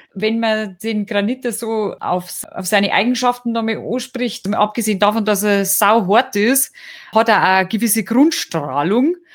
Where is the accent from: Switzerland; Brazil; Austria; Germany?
Germany; Lallinger Winkel, Bavarian Forest; der Lallinger Winkel, der Brotjackelriegel, das ist das so mein Guy, wo ich herkomme. Ich hab auf der Rüssel das Skifahren gelernt